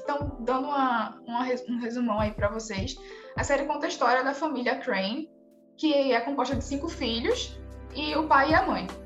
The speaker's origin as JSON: {"language": "Portuguese", "town": "Recife", "region": "Pernambuco", "country": "Brazil", "accent": "Recife", "said": "sou daqui de Recife"}